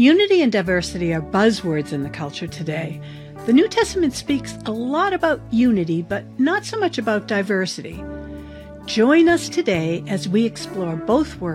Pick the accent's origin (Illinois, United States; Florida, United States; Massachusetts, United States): Massachusetts, United States; Boston; moved away; growing up in Boston, let me tell you, we saw a lot of diversity